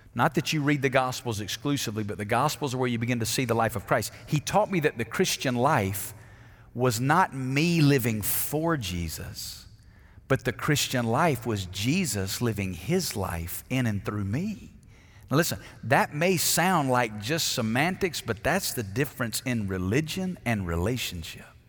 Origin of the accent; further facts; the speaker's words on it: Alabama, United States; moved away as an adult; now in Las Vegas, United States; I grew up in Alabama